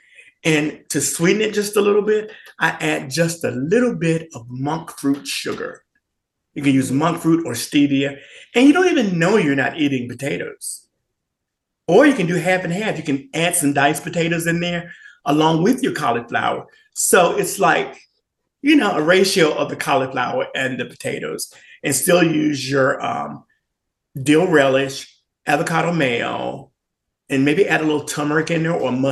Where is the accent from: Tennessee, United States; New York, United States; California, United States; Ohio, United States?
Tennessee, United States; Memphis; moved away; originally I am from Memphis, Tennessee.